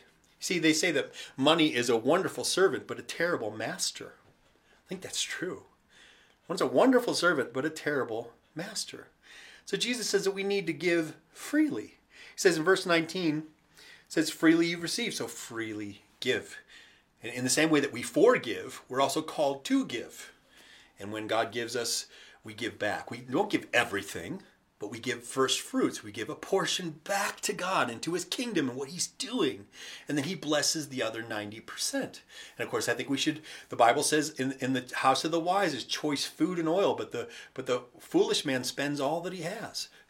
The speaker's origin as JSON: {"language": "English", "country": "United States", "said": "I'm an American"}